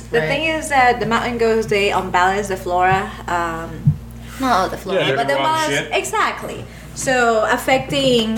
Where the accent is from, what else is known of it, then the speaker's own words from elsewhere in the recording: New York, United States; I grew up in New York